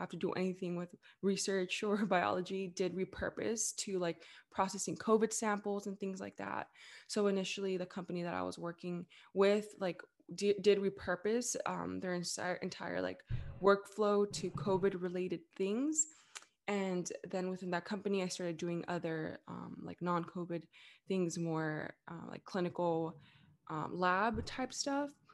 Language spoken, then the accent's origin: English; Los Angeles, California, United States; also born or lived in Orange County; I was born and raised in the Greater Los Angeles area, so actually, I was born in East L